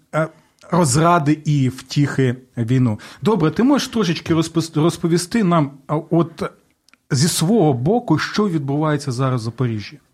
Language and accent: Ukrainian; southern Ukraine, Ukraine; я сам з півдня України